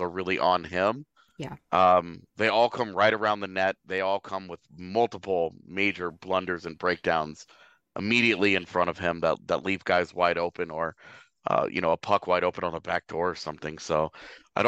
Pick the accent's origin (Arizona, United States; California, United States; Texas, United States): Texas, United States; Katy; We're both from Katy, Texas